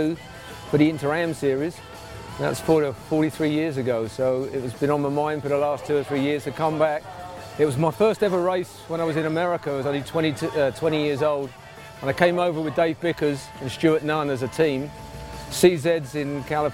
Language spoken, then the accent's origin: English; London, United Kingdom; I'm from London. I live in London, just south of Heathrow Airport.